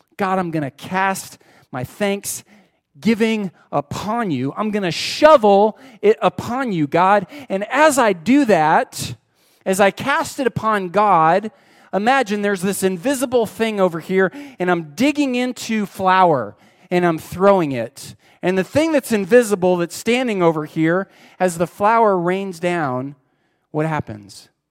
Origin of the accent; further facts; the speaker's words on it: United States; We're Americans